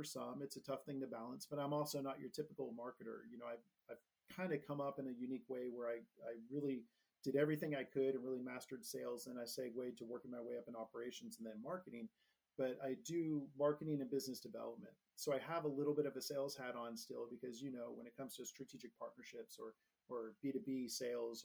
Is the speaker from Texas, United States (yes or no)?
no; Northern California, United States; also born or lived in Denver, Colorado; I grew up in Northern California